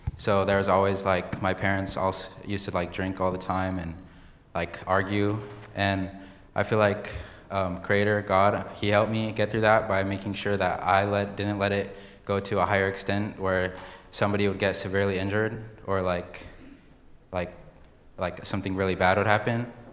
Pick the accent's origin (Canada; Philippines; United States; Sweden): United States; Yakama Reservation, Washington; also born or lived in Seattle, Washington; I was born in Seattle, Washington, and but I was raised in the Yakima Reservation